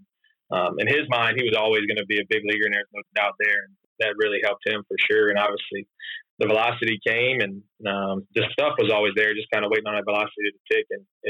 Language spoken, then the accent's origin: English; South Louisiana, United States; moved away as an adult; grew up in South Louisiana